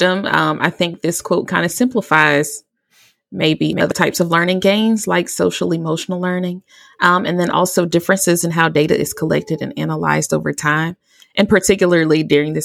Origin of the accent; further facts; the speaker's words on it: Gadsden, Alabama, United States; now in Virginia, United States; I also help run a nonprofit education organization in my hometown of Gadsden, Alabama, but I'm based in Virginia.